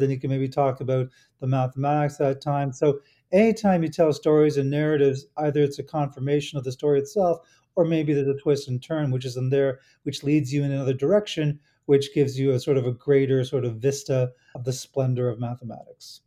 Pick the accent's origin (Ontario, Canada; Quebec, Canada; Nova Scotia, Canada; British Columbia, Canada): Ontario, Canada; Toronto; in Toronto, my hometown